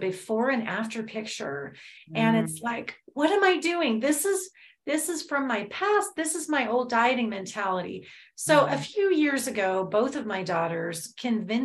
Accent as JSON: {"language": "English", "town": "Los Angeles", "region": "California", "country": "United States", "tie": "born or raised there", "said": "growing up in Los Angeles"}